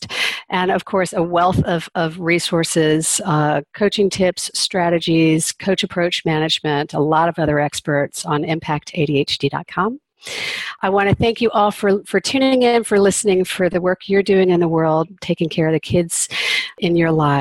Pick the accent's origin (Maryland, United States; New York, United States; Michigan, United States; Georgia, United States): Georgia, United States; Atlanta; I grew up in Atlanta